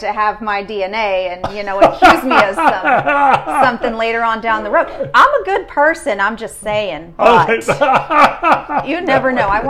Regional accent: San Benito, Texas, United States; now in Austin, United States; I was born in San Bonito, Texas.

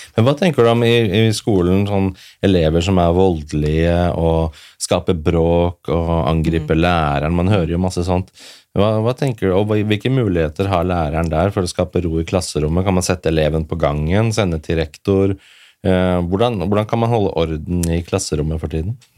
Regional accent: Oslo, Norway; jeg vokste opp på Furuset her i Oslo

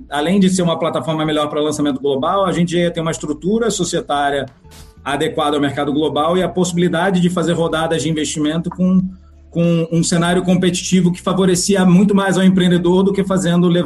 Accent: Rio de Janeiro, Brazil; Eu sou do Rio

